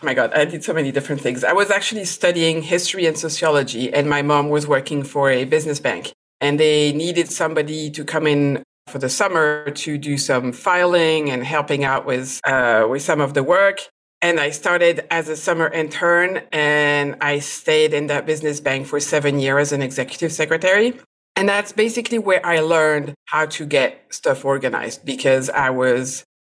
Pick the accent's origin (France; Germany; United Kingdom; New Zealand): France; English is a second language; now in United States; I am a food and product photographer. I am originally from France, but I moved a lot. But currently I am in the US, in Virginia, close to Washington, D.C.